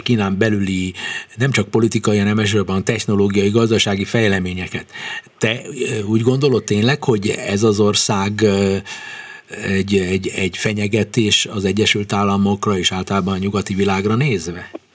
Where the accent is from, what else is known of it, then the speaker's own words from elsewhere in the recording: Hungary; magyarok vagyunk